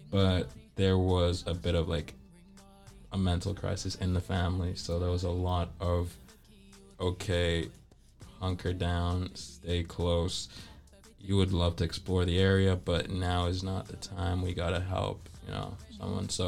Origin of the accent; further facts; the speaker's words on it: Ghana; I'm Ghanaian